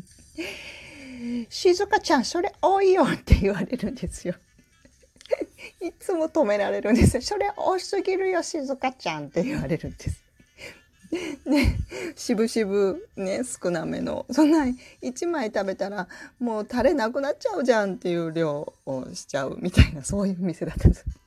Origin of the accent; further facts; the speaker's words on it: Tokushima, Japan; moved away as an adult; also born or lived in Tokyo; now in Osaka, Japan; 実家があの徳島で育ったんですね